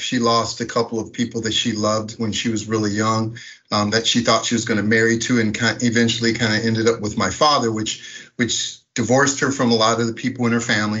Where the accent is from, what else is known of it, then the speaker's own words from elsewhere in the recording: Minneapolis, Minnesota, United States; I grew up in Minneapolis, Minnesota.